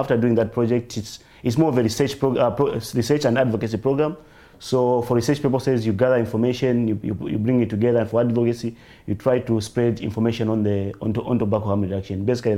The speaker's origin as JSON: {"language": "English", "country": "Zambia"}